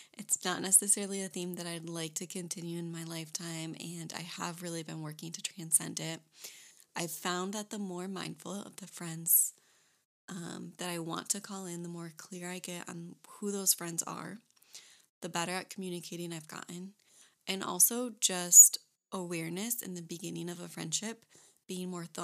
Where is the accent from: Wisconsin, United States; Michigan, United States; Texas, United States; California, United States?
Michigan, United States; moved away as an adult; also born or lived in Florida Keys; now in North Carolina, United States; I am originally from Michigan